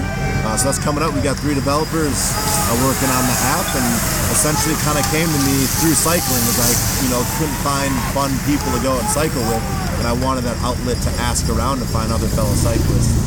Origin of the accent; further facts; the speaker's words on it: Wisconsin, United States; I'm from Wisconsin. Went to school with these two at UW Whitewater